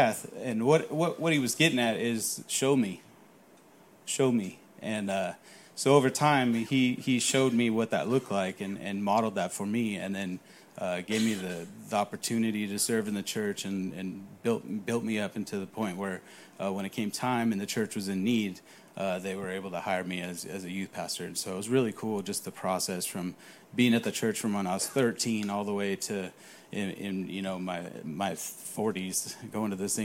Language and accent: English; California, United States; moved away; I grew up in California